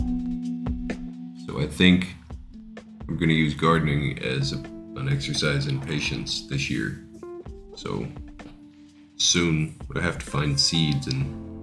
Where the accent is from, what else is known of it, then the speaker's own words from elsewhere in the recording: United States; I'm an American